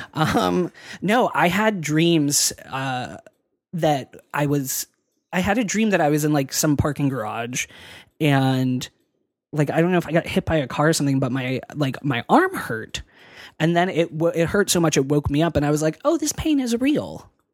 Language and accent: English; Pennsylvania, United States; moved away; I'm from Pennsylvania, and so, like, winters are shitty there